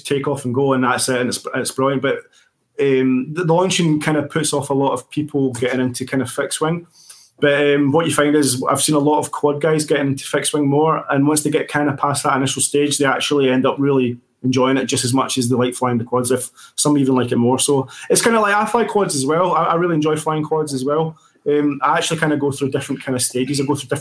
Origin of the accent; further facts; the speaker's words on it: Scotland, United Kingdom; we're Scottish